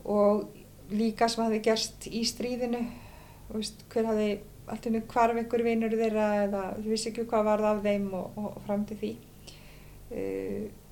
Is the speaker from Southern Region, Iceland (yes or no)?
yes; Westman Islands, Southern Region, Iceland; ég er alveg upp í Vasmannu þar sem ég sild alltaf reglulega með herjálfi